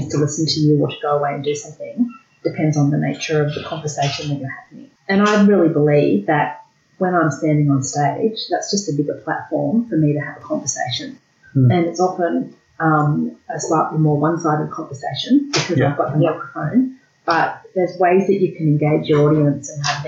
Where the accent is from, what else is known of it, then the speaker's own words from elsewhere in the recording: Australia; what it was like living in Australia, what it was like growing up in Australia